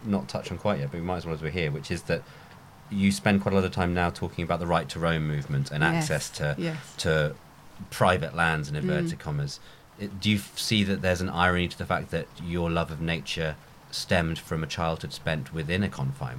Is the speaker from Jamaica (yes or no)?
no; Salisbury, South West England, United Kingdom; I mean, I'm from Salisbury as well.